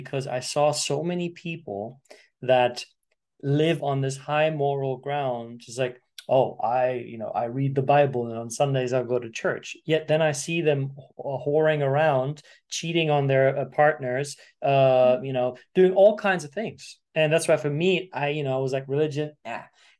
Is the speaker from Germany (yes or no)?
yes; Germany; born there; I was born in Germany, Sicilian family.